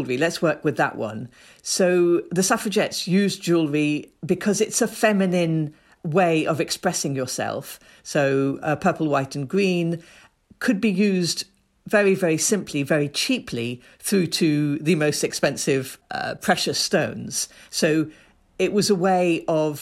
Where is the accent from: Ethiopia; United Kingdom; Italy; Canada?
Ethiopia; moved away; I grew up in Ethiopia. I was born in Ethiopia.